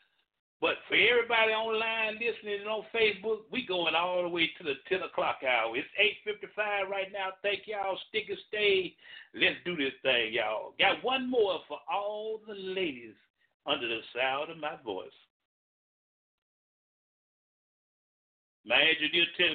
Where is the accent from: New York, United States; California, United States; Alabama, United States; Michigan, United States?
Alabama, United States; Birmingham; my hometown, Birmingham, the Hollywood of the Southeast, Birmingham, Alabama